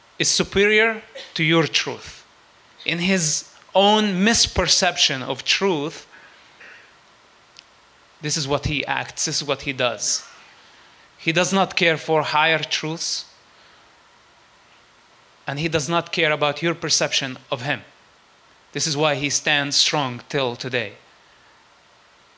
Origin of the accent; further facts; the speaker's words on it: West Bank, Palestine; I grew up and I was born in the West Bank